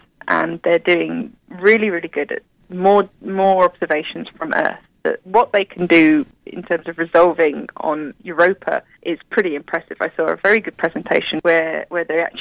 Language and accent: English; United Kingdom; moved away; You probably tell from my accent, I'm from the UK